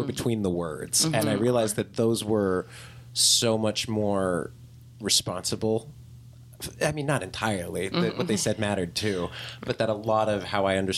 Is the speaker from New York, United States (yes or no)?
no; Berkeley, California, United States; I grew up in Berkeley